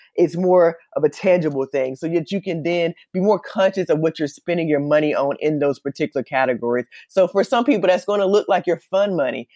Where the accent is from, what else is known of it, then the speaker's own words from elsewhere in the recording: Columbus, Georgia, United States; moved away as an adult; also born or lived in Atlanta, Georgia; now in Los Angeles, United States; I'm actually from Columbus, Georgia, and I moved to Los Angeles, California